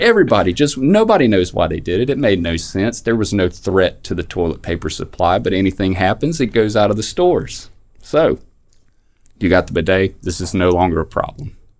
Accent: North Carolina, United States; In my home county, very small town, uh, we had a Confederate memorial in front of the courthouse

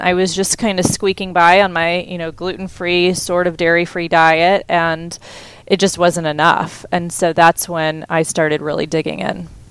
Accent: Houston, Texas, United States; I grew up in Texas

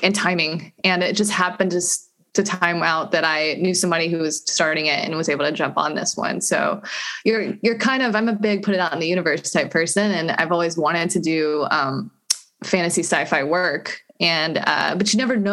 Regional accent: North Carolina, United States; also born or lived in Venice, Los Angeles; now in Inglewood, United States; I'm from North Carolina

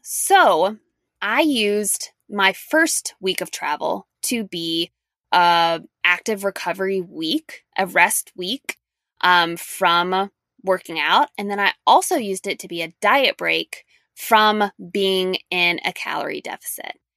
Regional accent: Louisiana, United States; moved away; a long trip to my hometown in Louisiana

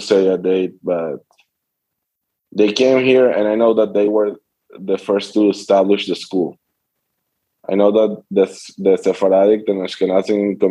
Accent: Caracas, Capital District, Venezuela; I was born and raised here in Venezuela, in Caracas

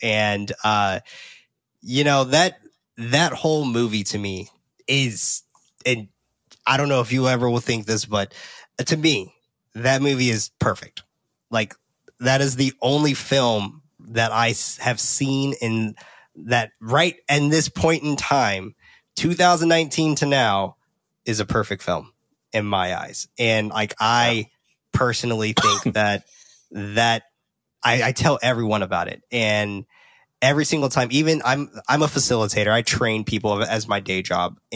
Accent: San Francisco, California, United States; I'm from San Francisco

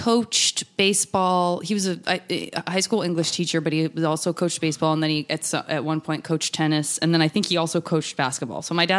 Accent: Tucson, Arizona, United States; Tucson, Arizona.

